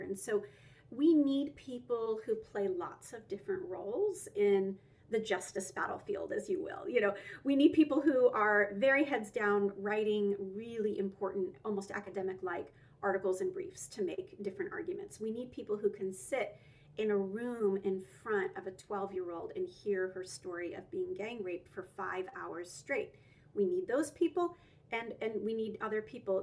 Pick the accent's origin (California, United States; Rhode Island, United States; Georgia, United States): Georgia, United States; Roswell; also born or lived in Alpharetta, Georgia; I grew up in Georgia. I grew up right outside of Atlanta in Roswell and then later Alpharetta.